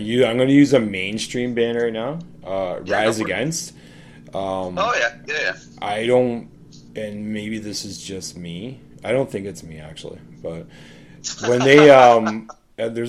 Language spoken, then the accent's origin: English; Orangeville, Ontario, Canada; I grew up in Orange, Ontario, not too far from you